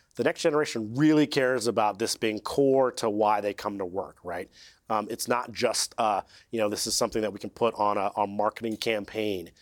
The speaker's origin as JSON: {"language": "English", "region": "California", "country": "United States", "said": "I'm from California"}